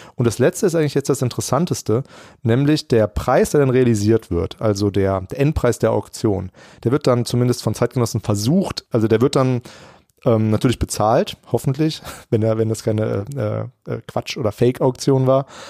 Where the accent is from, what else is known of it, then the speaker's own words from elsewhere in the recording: Germany; also born or lived in Bielefeld; als Deutscher